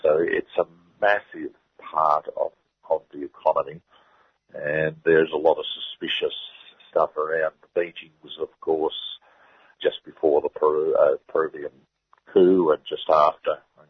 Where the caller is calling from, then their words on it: Newcastle, New South Wales, Australia; I'm speaking from Newcastle, of course, so I see plenty of these companies around up the Hunter Valley here.